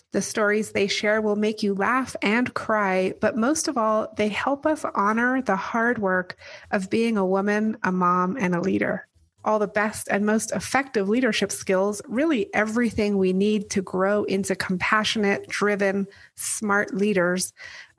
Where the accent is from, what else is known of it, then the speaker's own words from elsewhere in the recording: England, United Kingdom; I grew up in England with you